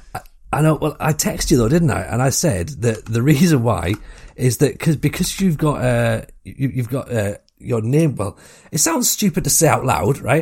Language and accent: English; Washington, North East England, United Kingdom; accent: Northeast; I'm from Washington